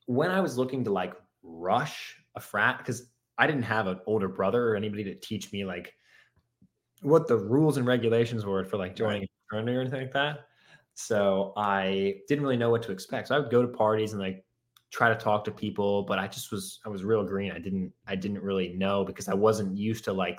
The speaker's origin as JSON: {"language": "English", "town": "Wellesley", "region": "Massachusetts", "country": "United States", "tie": "born or raised there", "said": "I grew up in Wellesley"}